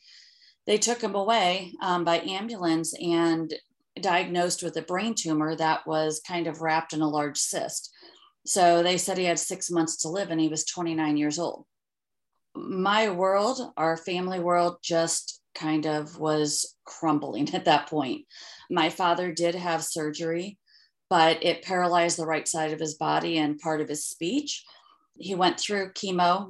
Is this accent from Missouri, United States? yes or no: yes; St. Charles, Missouri, United States; I grew up in St. Charles, where I'm back.